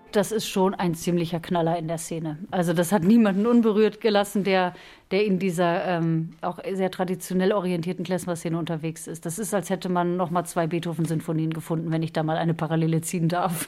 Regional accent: France; also born or lived in Austria / Alsace; now in Basel, Switzerland; Ich bin ja Französin. Aber dadurch, dass ich fast die Hälfte meines Lebens in, in Österreich verbracht habe

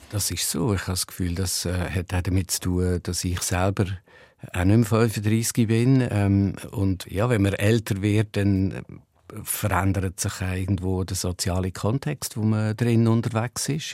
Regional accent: Ruedertal, Aargau, Switzerland; es ist immer noch das Vokabular vom Rudertal, wo ich aufgewachsen bin

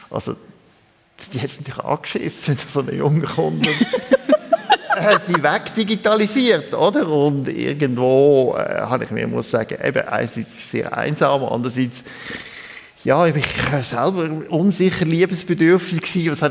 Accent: Lucerne, Switzerland; ich bin in Luzern aufgewachsen und der erste Psychotherapeut, den ich da als Teenager hatte, der war katholischer Priester

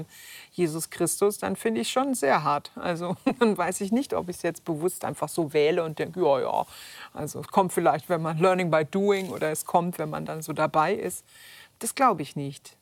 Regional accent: Upper Franconia, Bavaria, Germany; als Kind aufgewachsen da auf dem Land in Oberfranken

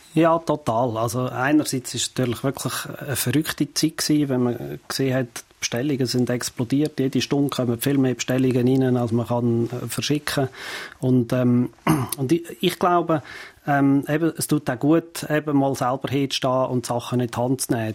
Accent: Fricktal, Aargau, Switzerland; ich bin ja im Fricktal aufgewachsen, wo wir keinen See haben

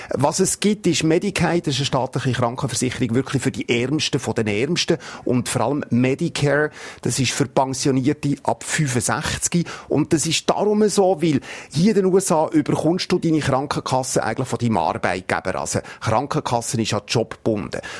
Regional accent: Switzerland; bei uns in der Schweiz

